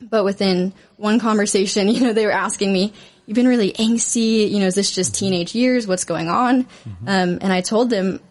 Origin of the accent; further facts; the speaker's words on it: Arlington, Texas, United States; I grew up in Arlington, Texas, in a Christian family